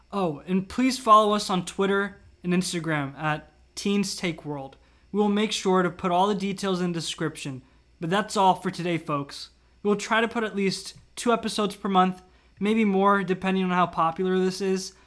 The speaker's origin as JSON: {"language": "English", "region": "Virginia", "country": "United States", "said": "I usually say Washington, D C, but technically I'm from Virginia"}